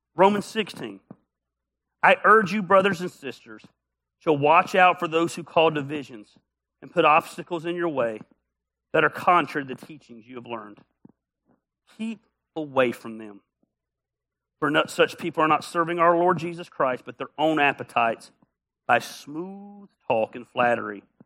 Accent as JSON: {"language": "English", "region": "the South", "country": "United States", "said": "we're from the South"}